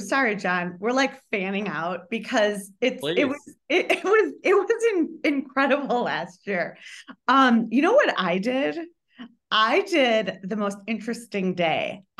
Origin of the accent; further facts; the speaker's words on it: Chicago, Illinois, United States; as a Chicagoan born and raised